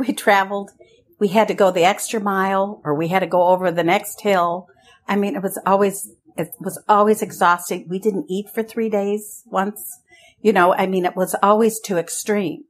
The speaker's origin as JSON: {"language": "English", "town": "Lafayette", "region": "California", "country": "United States", "tie": "born or raised there", "also_born_or_lived": "Europe / Nicaragua", "moved": "as an adult", "said": "I grew up in Lafayette with my parents"}